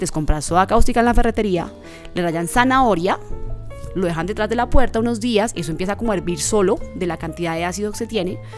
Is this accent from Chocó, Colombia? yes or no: yes; Chocó, Colombia; also born or lived in Bogotá; En el Chocó, de donde yo soy, porque yo, aunque nací en Bogotá, soy chocuana.